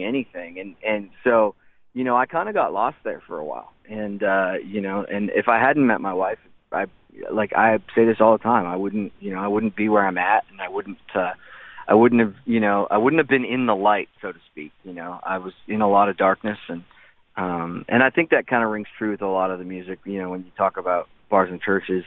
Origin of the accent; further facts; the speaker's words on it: Spirit River, Alberta, Canada; growing up in Spirit River, Alberta